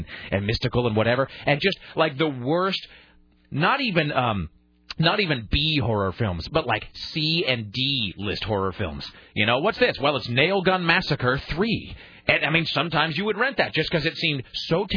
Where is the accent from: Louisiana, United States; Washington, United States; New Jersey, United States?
Washington, United States; Kennewick; moved away as an adult; now in Portland, United States; in my hometown of Kennewick